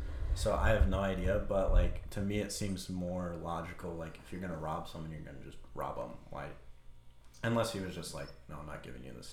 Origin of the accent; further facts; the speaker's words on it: Holdrege, Nebraska, United States; Honestly, it wasn't that bad. It was just kind of like chaos, because like you get into those small towns and you get a lot of different like characters.